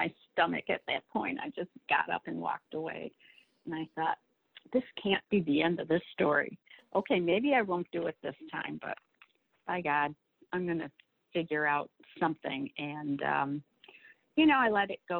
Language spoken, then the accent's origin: English; Warren, Michigan, United States; I grew up in Warren, Michigan, from a big Italian family, parents, no college.